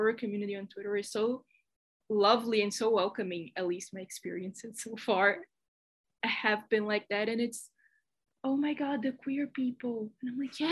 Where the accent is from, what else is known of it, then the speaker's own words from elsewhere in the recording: Brazil; English is a second language; if you think my accent is weird, it's because I'm Brazilian. So if I mispronounce anything, you know why